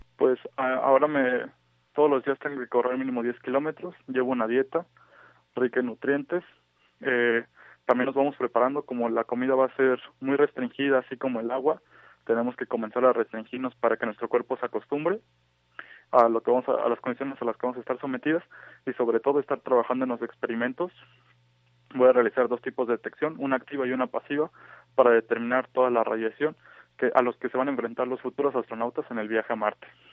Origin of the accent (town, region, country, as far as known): Mexico